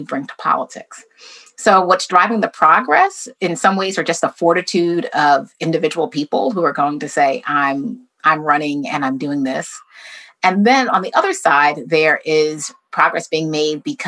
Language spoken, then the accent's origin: English; United States